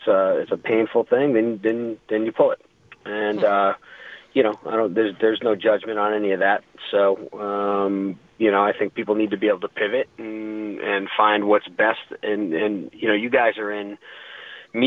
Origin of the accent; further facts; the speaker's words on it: East Coast, United States; now in Denver, United States; growing up on the East Coast